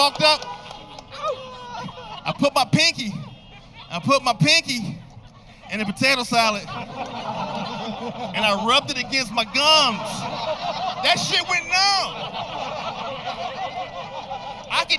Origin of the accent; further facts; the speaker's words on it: Chicago, Illinois, United States; I'm from Chicago